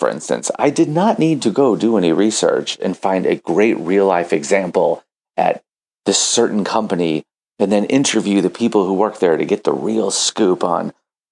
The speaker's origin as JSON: {"language": "English", "town": "St. Louis", "region": "Missouri", "country": "United States", "tie": "born or raised there", "said": "here in St. Louis, Missouri, middle of the United States, my hometown, my home country."}